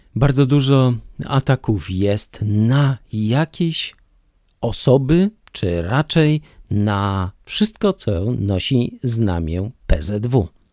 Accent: Poland; jako Polak, jako rodowity Polak z krwi i kości mieszkający od dziada, pradziada na tych ziemiach

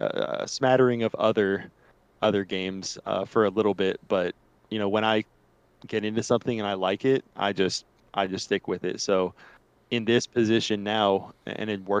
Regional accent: Charlotte, North Carolina, United States; born and raised here in Charlotte, North Carolina

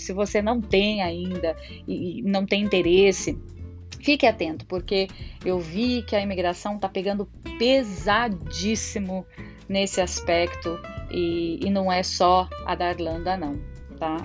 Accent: Brazil; E eu, como todo brasileiro orgulhoso, falei, eu sou do Brasil

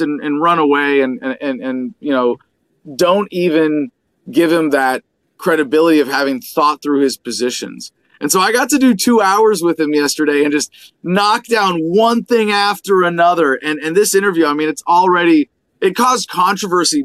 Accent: California, United States; now in Arizona, United States; I'm from California originally, Cali boy at heart

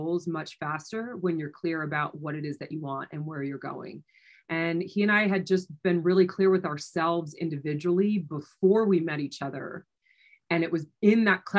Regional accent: New Jersey, United States; moved away as an adult; also born or lived in New York City; now in Denver, United States; I was born and raised in New Jersey and then had moved into New York City.

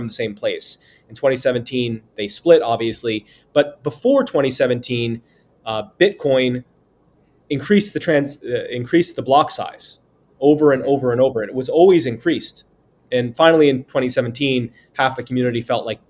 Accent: United States; as an American

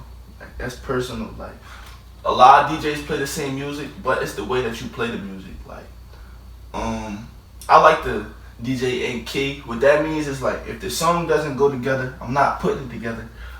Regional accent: Philadelphia, Pennsylvania, United States; Yeah, oh, okay, I'm from Philly.

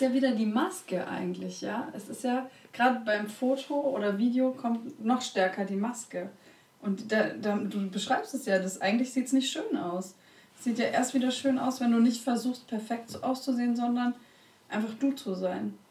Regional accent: Konstanz, Baden-Württemberg, Germany; Ich bin ja an der Schweizer Grenze groß geworden, Konstanz am Bodensee

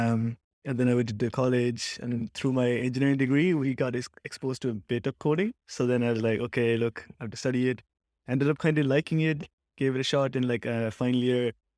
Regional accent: Cork, Munster, Ireland; I guess I'm from Ireland. I'm from Cork

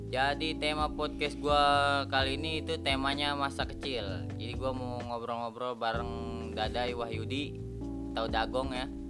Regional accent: Bogor, West Java, Indonesia; jadi buat yang belum tahu ini dada ini kampungnya di kampung Cikuda Desa Bojong Nangka, Kecamatan Gunung Putri, Kabupaten Bogor.

